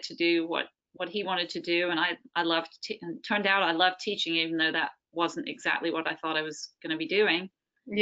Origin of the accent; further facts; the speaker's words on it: England, United Kingdom; moved away; I come from England